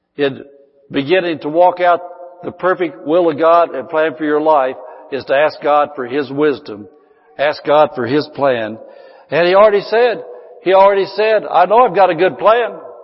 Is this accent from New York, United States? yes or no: no; Indiana, United States; moved away as an adult; now in California, United States; I was 54 years old. I'd lived there all of my life